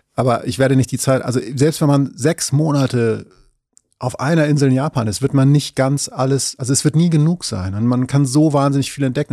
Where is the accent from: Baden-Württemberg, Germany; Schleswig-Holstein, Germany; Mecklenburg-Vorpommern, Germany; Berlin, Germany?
Schleswig-Holstein, Germany; Ich komme ähm, aus Schleswig-Holstein an der Grenze zu Hamburg